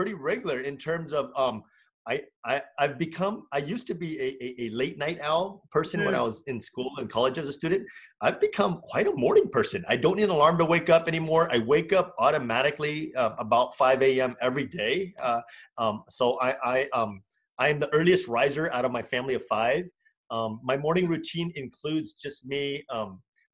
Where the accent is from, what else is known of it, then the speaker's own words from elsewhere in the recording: United States; also born or lived in California; I'm Vietnamese American